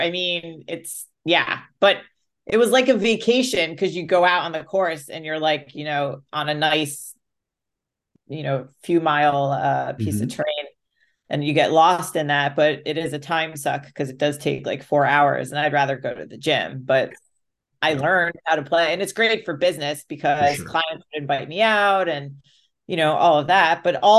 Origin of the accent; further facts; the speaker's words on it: Greenwich, Connecticut, United States; And the town I grew up in Connecticut, Greenwich, very wealthy. A lot of well-off people. It was the first town outside New York City.